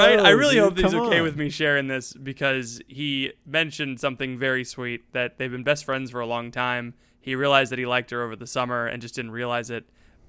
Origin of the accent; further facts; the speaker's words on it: the South, United States; We're both from the South.